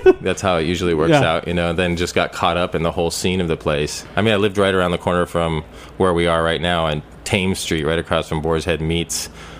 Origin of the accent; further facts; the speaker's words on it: Sonoma, California, United States; now in Brooklyn, United States; growing up in Northern California.